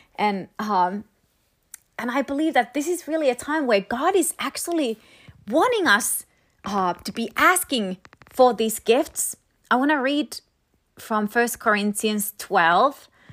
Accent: Finland; moved away; I'm from Finland

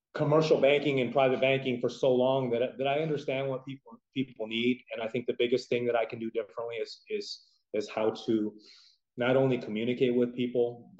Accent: San Francisco Bay Area, California, United States; moved away as an adult; now in Las Vegas, United States; a native of California, born and raised in the San Francisco Bay Area

